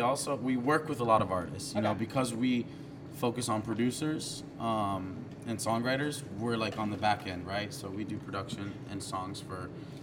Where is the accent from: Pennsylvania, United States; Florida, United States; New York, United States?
Florida, United States; Miami; also born or lived in Boca Raton; Yeah, I was born in Miami.